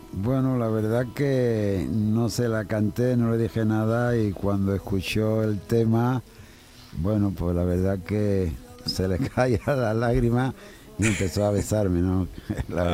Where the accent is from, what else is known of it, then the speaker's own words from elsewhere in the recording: Jerez de la Frontera, Andalusia, Spain; el día 6 de agosto en mi tierra, en el Festival del Tío Pepe